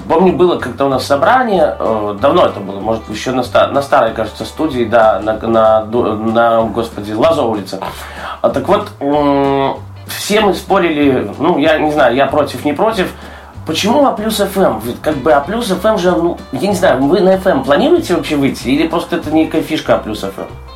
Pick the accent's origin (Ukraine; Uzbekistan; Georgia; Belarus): Belarus; с Беларуси